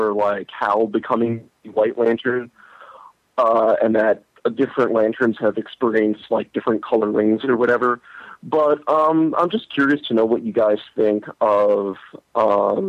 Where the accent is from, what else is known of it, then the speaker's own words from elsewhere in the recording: Great Neck, New York, United States; I'm from Great Neck.